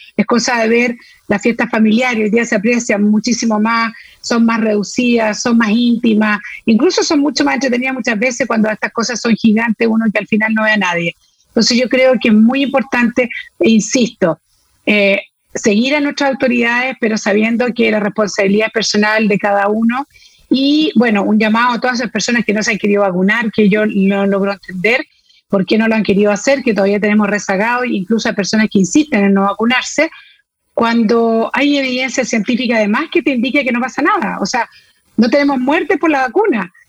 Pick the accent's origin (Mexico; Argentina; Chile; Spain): Chile; como chileno